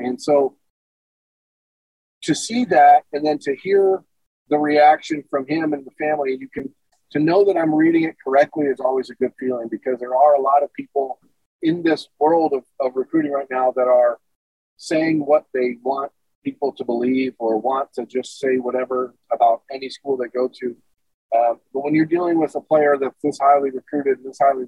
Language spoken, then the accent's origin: English; Toledo, Ohio, United States; moved away as an adult; now in Arizona, United States; growing up in Toledo